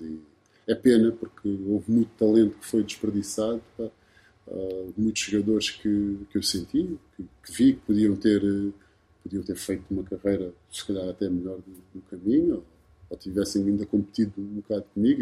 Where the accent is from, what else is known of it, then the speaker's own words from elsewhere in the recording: Lisbon, Portugal; also born or lived in Cape Verde (ancestry) / Charlotte, United States / San Sebastián, Spain / Porto; o sítio onde, onde, eu cresci foi em Chelas